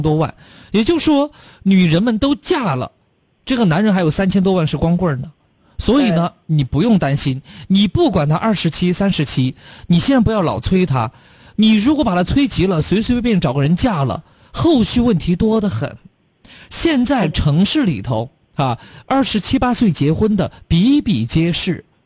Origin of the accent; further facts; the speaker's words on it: Chongqing, China; accent: Chongqing dialect; 咱们重庆话对。和普通话这个称谓啊，有些时候容易混淆